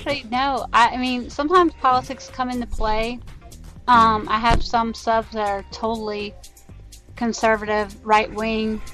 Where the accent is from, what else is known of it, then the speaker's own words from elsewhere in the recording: United States; I'm an American and I live in America in the year 2017